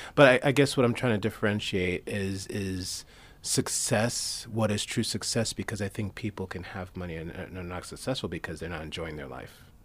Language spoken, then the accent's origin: English; New York City, New York, United States; sports I played growing up in Flushing, Queens, New York was handball.